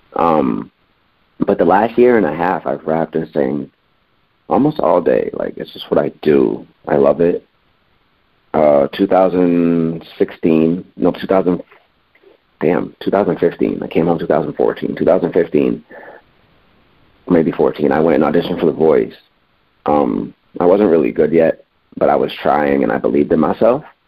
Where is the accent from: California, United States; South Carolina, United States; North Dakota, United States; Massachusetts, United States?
Massachusetts, United States; Springfield; moved away as an adult; now in Los Angeles, United States; I'm from Springfield, Massachusetts, so this is back in Springfield